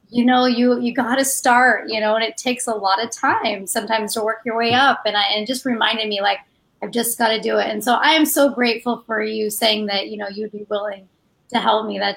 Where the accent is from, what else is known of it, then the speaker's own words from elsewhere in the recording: Mesa, Arizona, United States; Uh, Mesa, Arizona.